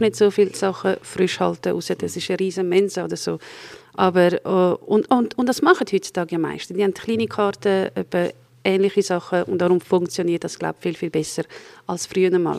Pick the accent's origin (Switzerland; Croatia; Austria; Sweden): Croatia